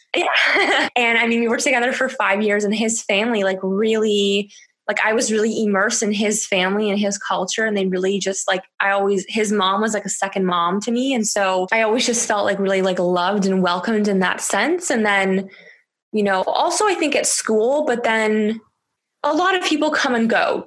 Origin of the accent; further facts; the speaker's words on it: Canada; moved away as an adult; now in France; I spoke French growing up in Canada uh, in school